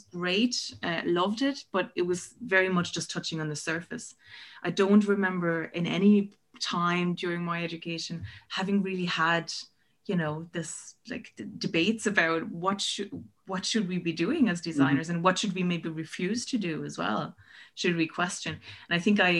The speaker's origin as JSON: {"language": "English", "country": "Germany", "moved": "as an adult", "lives_now": "Ireland", "said": "I'm originally from Germany. So I did my undergrads in Berlin"}